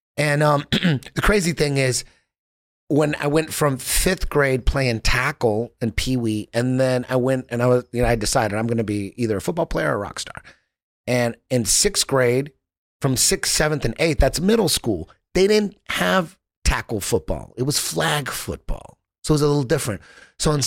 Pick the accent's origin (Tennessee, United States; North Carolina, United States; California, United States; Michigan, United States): California, United States; Orange County; I grew up in it was a Mexican city. It's like it's the East LA of Orange County